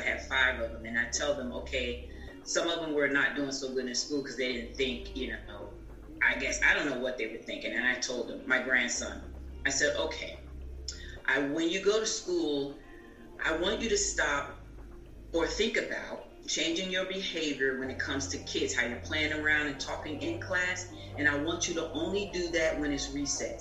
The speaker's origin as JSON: {"language": "English", "region": "New Jersey", "country": "United States", "also_born_or_lived": "Atlanta, Georgia", "moved": "yes", "lives_now": "Florida, United States", "said": "I'm originally from Jersey"}